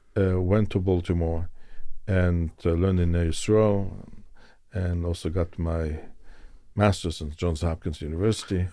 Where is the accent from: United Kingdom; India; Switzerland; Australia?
Switzerland; Zurich; moved away; also born or lived in Israel / Moscow, Russia; I was born in Switzerland, in Zurich.